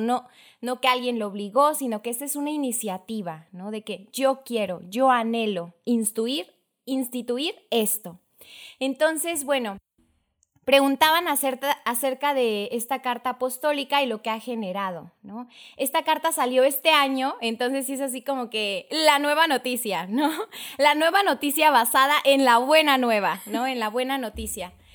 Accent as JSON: {"language": "Spanish", "town": "Tuxtla Gutiérrez", "region": "Chiapas", "country": "Mexico", "said": "soy de Tuxtla Gutiérrez, Chiapas"}